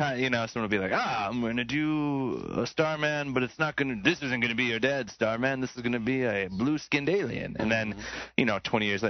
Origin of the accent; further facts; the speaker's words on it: Green Bay, Wisconsin, United States; even though I was from Green Bay